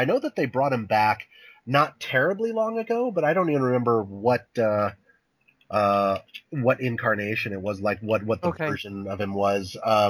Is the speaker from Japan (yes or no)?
yes; Japan; I grew up in Japan and as you guys all know, and over there they have a lot of mosquitoes